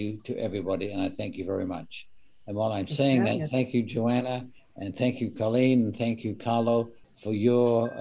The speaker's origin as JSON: {"language": "English", "region": "England", "country": "United Kingdom", "moved": "yes", "lives_now": "Canada", "said": "I emigrated from England."}